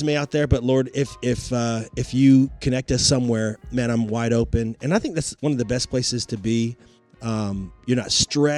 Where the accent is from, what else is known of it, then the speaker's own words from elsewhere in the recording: Roanoke, Virginia, United States; moved away as an adult; also born or lived in Blacksburg, Virginia / Washington, D.C. area; Roanoke is my hometown